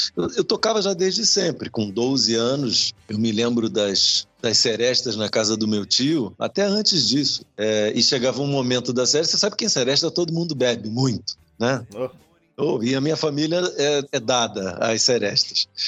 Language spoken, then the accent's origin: Portuguese; Leme, São Paulo, Brazil; Leme, estamos falando de Leme, interior de São Paulo, ali perto de Araras, é, Pirassununga. Eu nasci ali